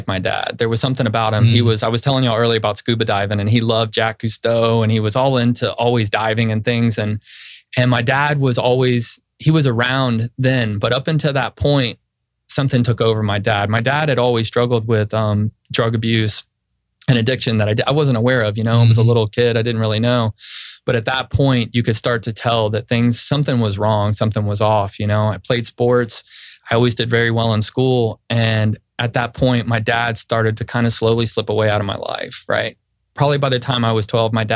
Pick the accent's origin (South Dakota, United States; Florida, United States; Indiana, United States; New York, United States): Florida, United States; Central; I'm native to Central Florida. I grew up in Bay Lake.